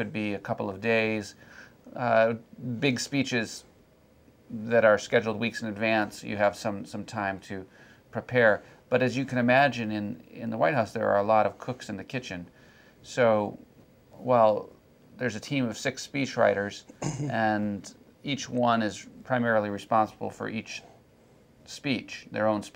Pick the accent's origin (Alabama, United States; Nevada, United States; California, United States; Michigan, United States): Michigan, United States; moved away as an adult; my home state of Michigan